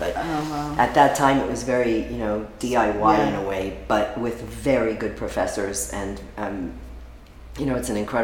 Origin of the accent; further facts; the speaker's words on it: New York, United States; also born or lived in Cuba; now in Miami, United States; I was born in Cuba and grew up in New York